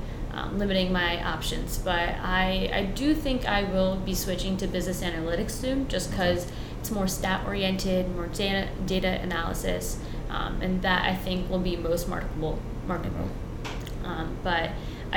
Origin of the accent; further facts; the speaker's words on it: East Haven, Connecticut, United States; first language Spanish; English is a second language; also born or lived in Guilford, Connecticut; I grew up in East Haven, I was born here, but my first language is Spanish